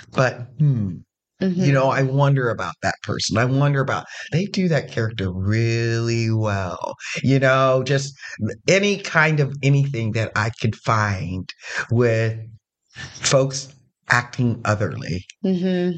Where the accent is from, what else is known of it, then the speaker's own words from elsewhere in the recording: Zanesville, Ohio, United States; now in Columbus, United States; I come from Zanesville